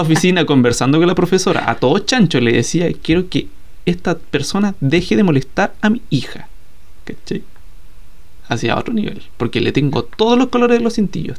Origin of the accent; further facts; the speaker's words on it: Chile; somos los chilenos